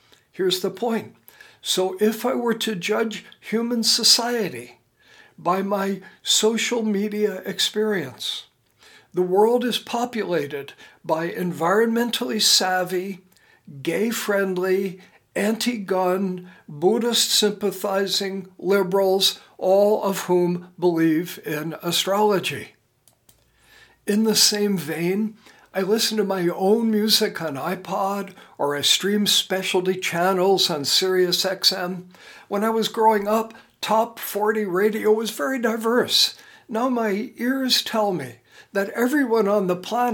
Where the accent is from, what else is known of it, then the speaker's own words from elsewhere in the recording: United States; my being an American